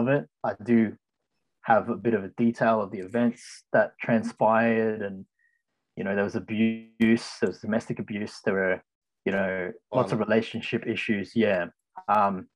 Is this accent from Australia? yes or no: yes; Ryde, New South Wales, Australia; I was born here in Australia, in the Ryde area